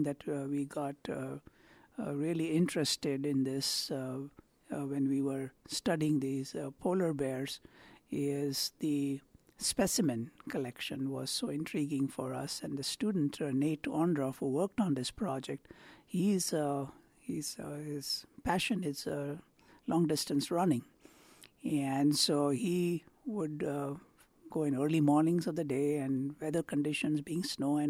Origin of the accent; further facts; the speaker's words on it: India; now in Akron, United States; I grew up in India